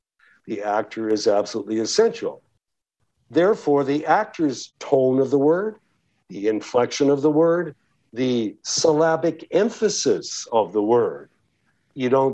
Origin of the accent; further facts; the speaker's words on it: Canada; accent: Canadian; first language English; moved away as an adult; also born or lived in Toronto, Canada / New York City, United States; now in United States; I grew up in the streets of Canada and I learned English from a Canadian perspective